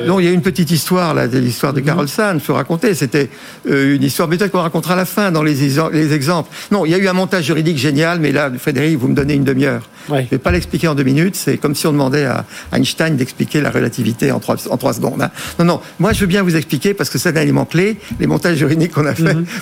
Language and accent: French; France; en tant que bon français